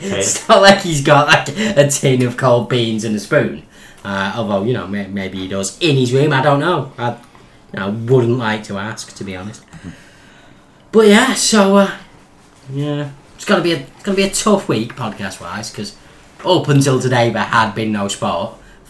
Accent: Warrington, North West England, United Kingdom; moved away; our beloved hometown Warrington

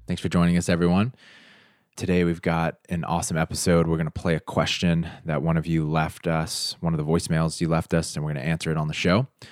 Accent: United States; I'm from the United States

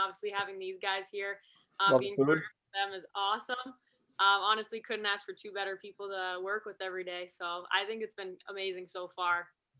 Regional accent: Boston, Massachusetts, United States; moved away as an adult; now in Buffalo, United States; I'm from the Boston area

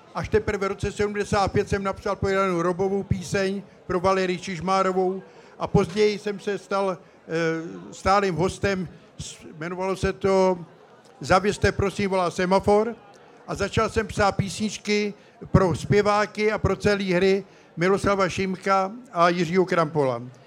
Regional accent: České Budějovice, South Bohemian Region, Czechia; moved away; jsem tady v Českých Budějovicích, protože své mládí jsem prožil v Nemanicích

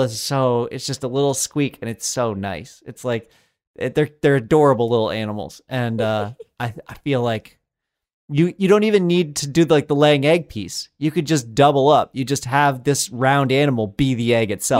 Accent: Colorado, United States; I grew up in Colorado

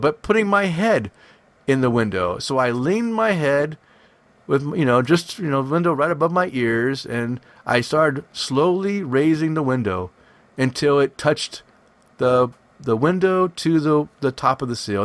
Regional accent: West Coast, United States; I'm from the West Coast

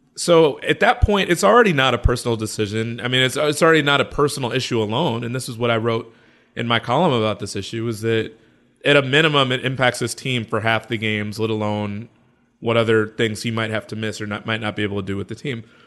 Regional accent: Chicago, Illinois, United States; I'm from Chicago

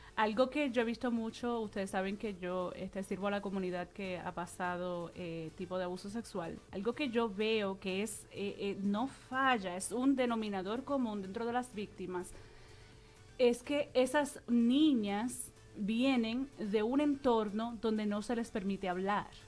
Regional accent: Puerto Rico; now in New York, United States; Vengo de Puerto Rico

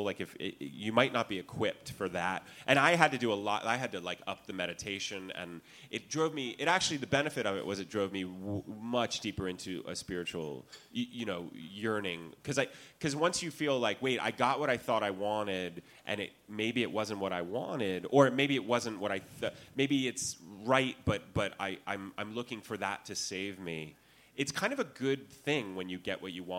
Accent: California, United States; I'm from California.

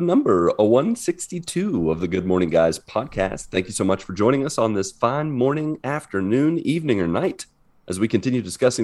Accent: West Virginia, United States; I am from West Virginia

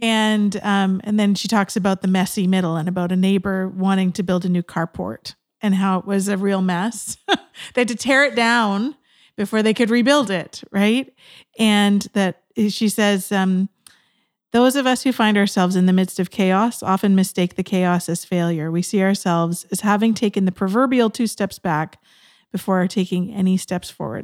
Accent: West Coast of Canada, Canada; also born or lived in Georgia, United States; I was from the West Coast of Canada

